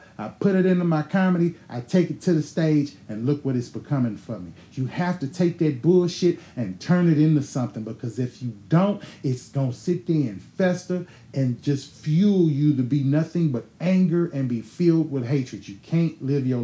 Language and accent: English; Houston, Texas, United States; I was born in Houston, motherfucking Texas, St. Joseph Hospital, April 30, 1980.